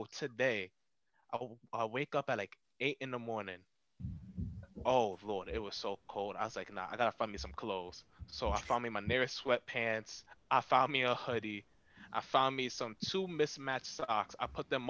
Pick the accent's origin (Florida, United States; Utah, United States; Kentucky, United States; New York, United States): New York, United States; I'm from New York